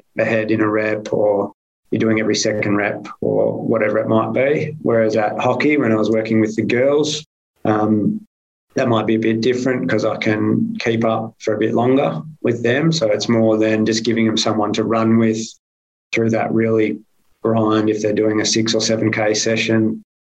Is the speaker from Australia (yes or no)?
yes; Perth, Western Australia, Australia; also born or lived in Melbourne / England; I grew up in Perth